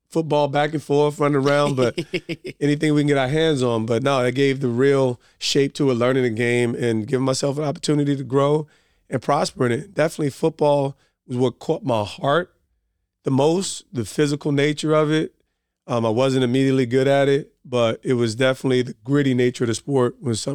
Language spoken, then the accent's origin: English; Montclair, New Jersey, United States; also born or lived in East Orange; I'm from Montclair by way of East Orange. Essex County, we're here.